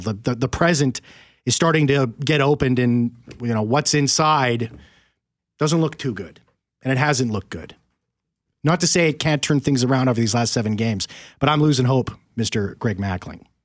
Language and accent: English; Winnipeg, Manitoba, Canada; I'm born and raised in Winnipeg here